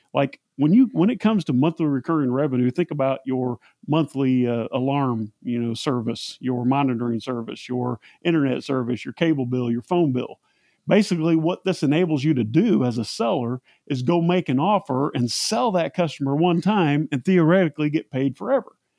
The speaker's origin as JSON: {"language": "English", "region": "Central Indiana", "country": "United States", "said": "I'm from Central Indiana. Just happened to be the exact same small town that Seth is from"}